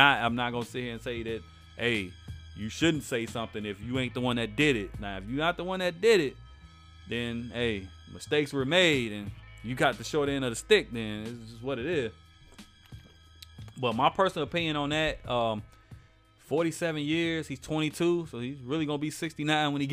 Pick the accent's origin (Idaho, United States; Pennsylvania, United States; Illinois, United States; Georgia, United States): Illinois, United States; Chicago; y'all know I'm from Chicago